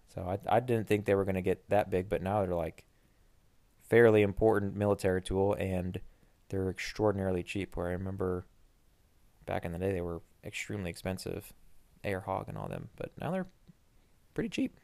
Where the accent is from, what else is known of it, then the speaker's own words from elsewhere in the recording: United States; as an American